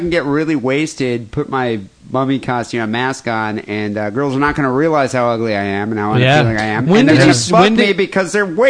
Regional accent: United States; Now, this is as an American, because I don't know how they do it in the UK.

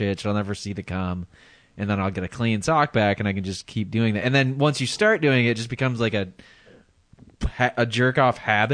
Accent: Madison, Wisconsin, United States; now in San Francisco Bay Area, United States; living in my hometown

